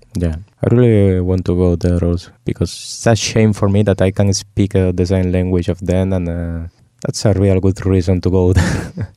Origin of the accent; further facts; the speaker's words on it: Spain; English is a second language; moved away as an adult; My town in Spain is only 40,000 inhabitants